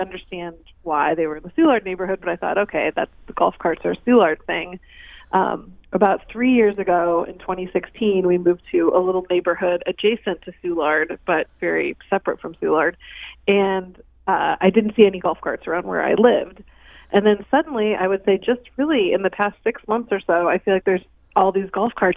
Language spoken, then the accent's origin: English; Ballwin, Missouri, United States; moved away as an adult; I grew up in St. Louis County, like out in the Baldwin area